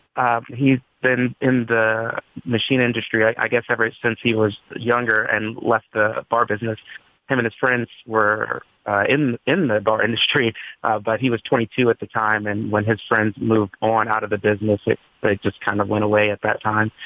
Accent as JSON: {"language": "English", "town": "Las Vegas", "region": "Nevada", "country": "United States", "moved": "as an adult", "lives_now": "Boston, United States", "said": "I'm from Vegas"}